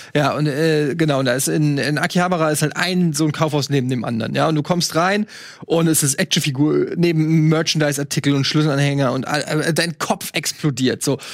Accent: Germany; als Deutscher

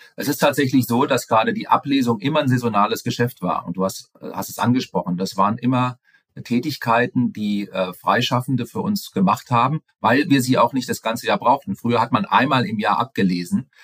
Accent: Frankfurt, Hesse, Germany; ich komme aus Frankfurt ursprünglich, äh, war viel unterwegs in der Welt, das auch sehr, sehr gerne, bin aber jetzt wieder doch im Frankfurter Raum

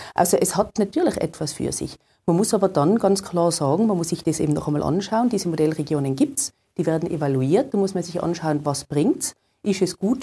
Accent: Tyrol, Austria; bei uns in Tirol

